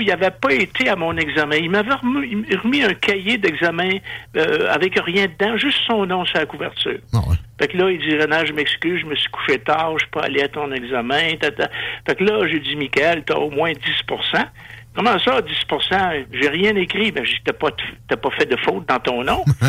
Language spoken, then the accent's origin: French; Quebec, Canada